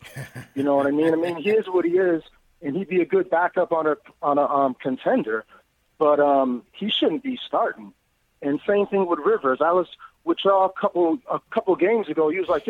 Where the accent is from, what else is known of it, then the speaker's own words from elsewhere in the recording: New York, United States; now in Vietnam; 50 years old, from New York, living in Vietnam. And I just got to tell you, as an American living abroad